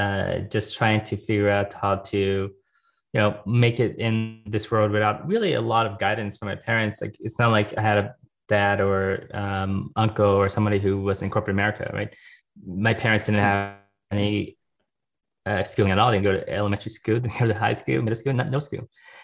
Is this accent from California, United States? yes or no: yes; Los Angeles, California, United States; born or raised there